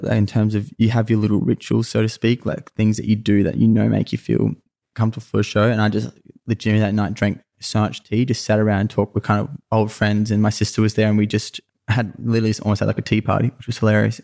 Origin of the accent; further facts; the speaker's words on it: Sunshine Coast, Queensland, Australia; I, I grew up on the Sunshine Coast in Queensland was where I was, where I was born